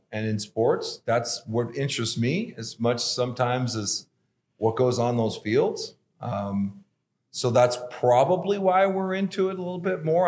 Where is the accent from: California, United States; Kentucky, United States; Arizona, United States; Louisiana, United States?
California, United States; Los Angeles; moved away as an adult; now in Boise, United States; I was, uh, born and raised in Los Angeles and different parts of it